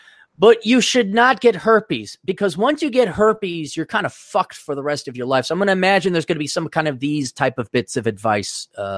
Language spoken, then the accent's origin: English; Milwaukee, Wisconsin, United States; I grew up in Milwaukee, and there's like a mini East Coast due to Chicago being there. So people think a lot of people thought I was like from New York.